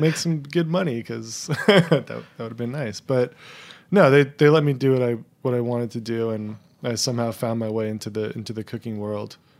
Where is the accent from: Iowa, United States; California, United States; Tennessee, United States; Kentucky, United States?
California, United States; Tri-Valley, San Francisco Bay Area; moved away; also born or lived in Brooklyn, New York / Italy; I lived about thirty minutes east of Oakland in the suburbs, um, in this little tri-valley area.